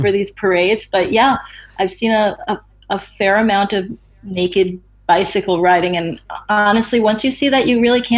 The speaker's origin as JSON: {"language": "English", "area": "Long Island", "region": "New York", "country": "United States", "tie": "born or raised there", "moved": "yes", "lives_now": "Seattle, United States", "said": "I'm a Long Island girl. I was born on Long Island, raised on Long Island"}